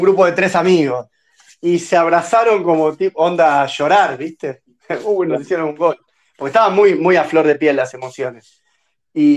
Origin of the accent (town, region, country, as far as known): Argentina